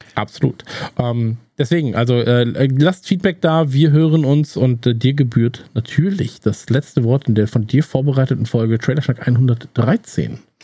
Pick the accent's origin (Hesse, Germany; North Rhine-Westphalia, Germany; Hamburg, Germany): North Rhine-Westphalia, Germany; wir kommen ja beide aus Nordrhein-Westfalen